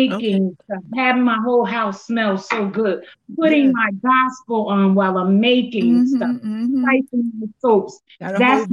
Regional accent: Paterson, New Jersey, United States; I'm from Paterson, New Jersey

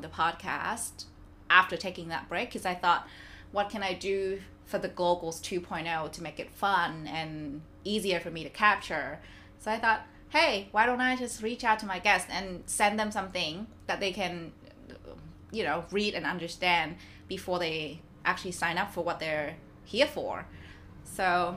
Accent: Vietnam; now in Melbourne, Australia; And I come from Vietnam, which is like the other side of the globe.

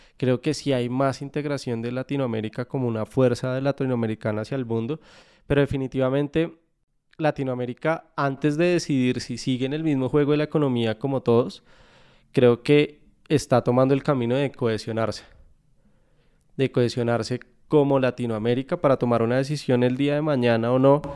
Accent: Colombia; moved away as an adult; now in Spain; como colombianos

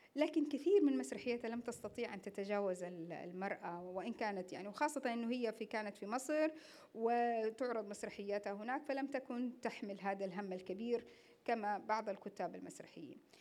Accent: Saudi Arabia; احنا كمسرح سعودي

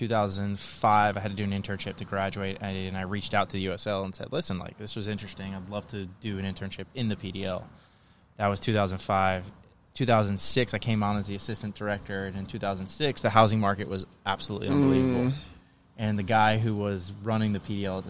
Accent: Cocoa Beach, Florida, United States; moved away as an adult; also born or lived in St. Augustine, Florida / Tampa, Florida; now in Charleston, United States; I grew up in Cocoa Beach

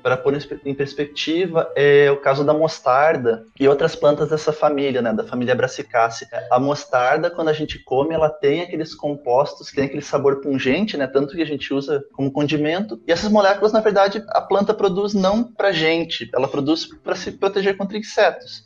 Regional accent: Santa Maria, Rio Grande do Sul, Brazil; Eu sou natural de Santa Maria, do Rio Grande do Sul

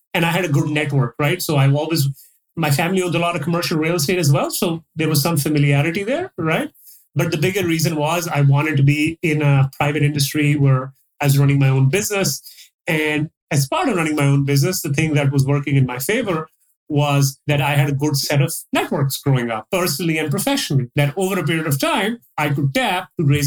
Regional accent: Pakistan; moved away as an adult; also born or lived in Dubai / Toronto / Calgary; now in Dallas, United States; I was born in Dubai, so I stayed there for a few years. My dad was running a business there. Then we moved back to Pakistan. I spent about, 15-ish years there.

